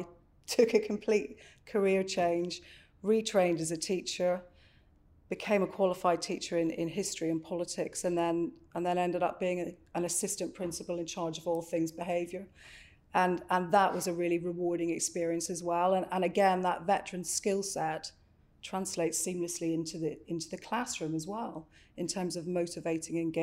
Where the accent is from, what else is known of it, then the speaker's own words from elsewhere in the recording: Northern Ireland, United Kingdom; moved away; I grew up in Northern Ireland in a little coastal town and went to university in Belfast in Queens